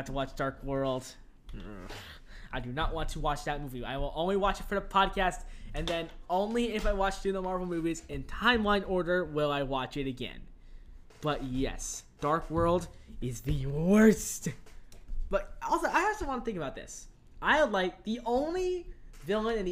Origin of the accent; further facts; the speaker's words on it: Tennessee, United States; I was born in Tennessee.